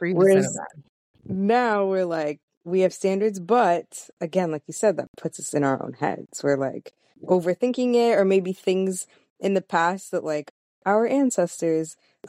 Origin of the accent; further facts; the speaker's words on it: South Florida, United States; moved away as an adult; also born or lived in Miami / Jamaica (heritage); now in New York, United States; when I was in South Florida growing up, I knew a ton of Jamaicans specifically